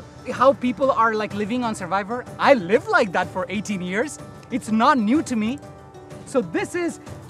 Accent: India; moved away as an adult; Growing up in India, as I was born into poverty, there were times when there was no food. We lived under thatch roof

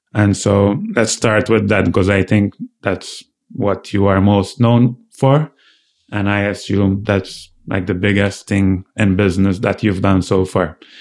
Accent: Malta; I come from Malta, which is a much smaller island

